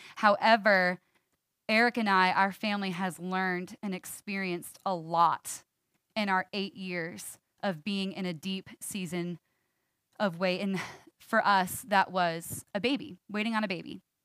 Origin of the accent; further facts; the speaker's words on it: New York, United States; I'm a New Yorker, born and raised